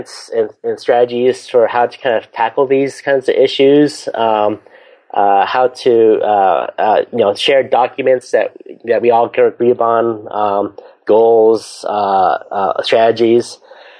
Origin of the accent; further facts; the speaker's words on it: San Francisco Bay Area, California, United States; I grew up in the San Francisco Bay Area, so I'm a big Golden State Warriors